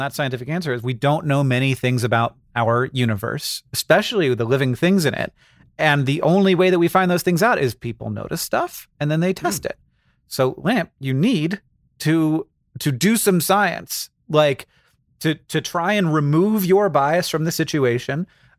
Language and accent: English; Florida, United States; When I grew up in Florida, we called them anoles, but now everybody tells me that it's pronounced anoles.